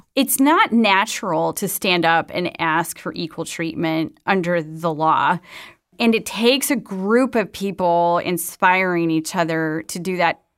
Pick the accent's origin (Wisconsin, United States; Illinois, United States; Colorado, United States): Wisconsin, United States; Madison; When I was growing up in Madison, Wisconsin